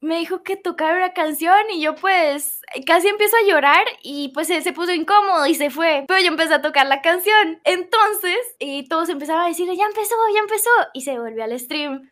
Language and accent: Spanish; Colombia; Soy colombiana, eh, soy colombiana